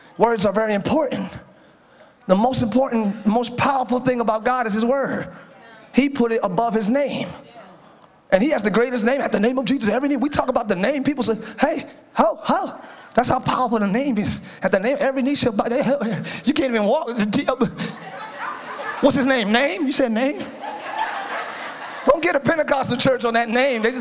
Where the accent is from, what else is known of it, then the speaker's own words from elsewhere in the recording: Philadelphia, Pennsylvania, United States; I'm from Philly.